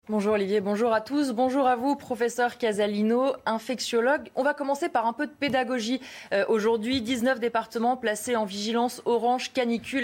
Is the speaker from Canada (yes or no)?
no; France; Chez nous, en France